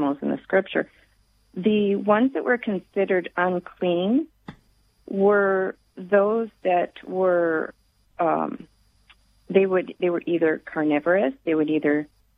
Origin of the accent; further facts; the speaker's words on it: the South, United States; I grew up in the South